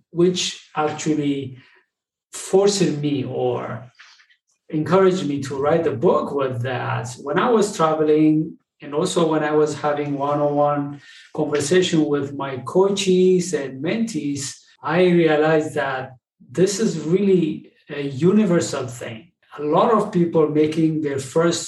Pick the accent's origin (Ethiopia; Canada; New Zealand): Ethiopia; moved away as an adult; now in United States; I'm originally from Ethiopia. I came to the United States in 2005